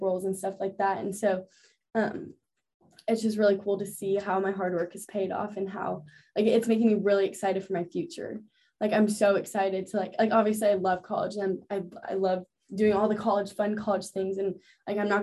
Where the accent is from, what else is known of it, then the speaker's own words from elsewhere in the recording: Texas, United States; moved away; I grew up in Texas and I go to school in the South